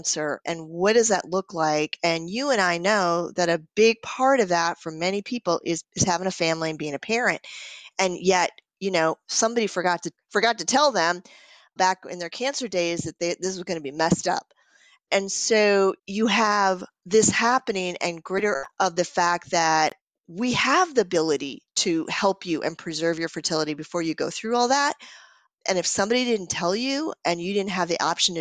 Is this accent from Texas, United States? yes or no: no; Minnesota, United States; I'm from Minnesota, so that's what we call them